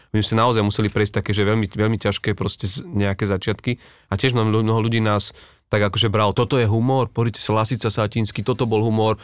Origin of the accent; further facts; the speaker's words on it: eastern Slovakia, Slovakia; now in Bratislava, Slovakia; ja som z východu a ja keď som urobil svoj prvý stand-up o východniaroch